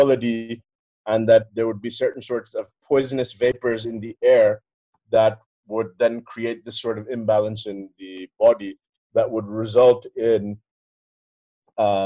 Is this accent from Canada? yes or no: no; Pakistan; I'm Pakistani